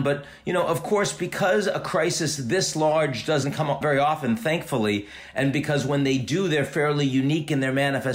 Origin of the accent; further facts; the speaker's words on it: United States; since I'm an American